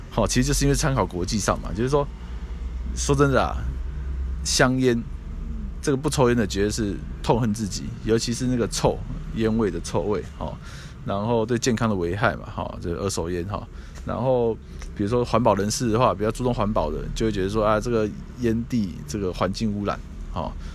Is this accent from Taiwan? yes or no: yes; Taiwan; 我们台湾是繁体中文